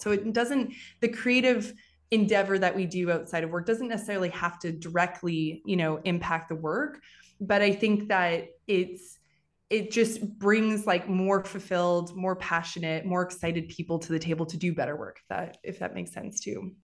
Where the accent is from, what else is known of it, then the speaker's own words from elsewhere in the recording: Western Canada, Canada; moved away as an adult; also born or lived in Paris; now in New York, United States; I'm originally from Western Canada. I moved to New York eleven years ago, twelve years ago now.